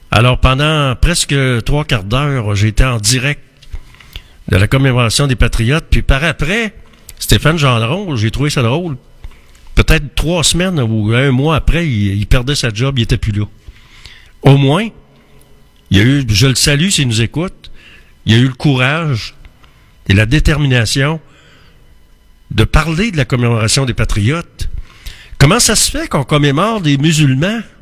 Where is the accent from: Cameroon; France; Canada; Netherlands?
Canada; Quebec